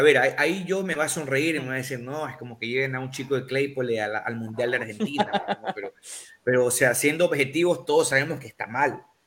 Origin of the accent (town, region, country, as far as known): Ecuador